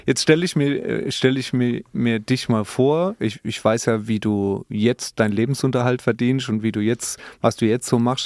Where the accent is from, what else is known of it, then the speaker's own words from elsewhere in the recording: Speyer, Rhineland-Palatinate, Germany; in Speyer geboren. Ja, ne, zum Beispiel ich